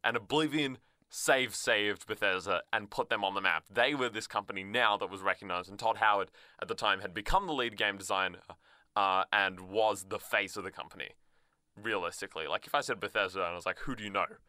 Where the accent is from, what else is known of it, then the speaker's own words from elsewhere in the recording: Australia; as an Australian